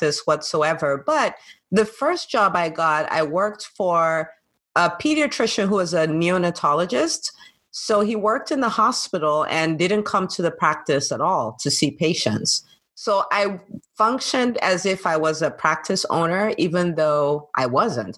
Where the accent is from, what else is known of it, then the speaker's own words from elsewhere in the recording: Nigeria; moved away as an adult; also born or lived in California, United States / New Jersey, United States; now in Atlanta, United States; did a lot of my growing up in Nigeria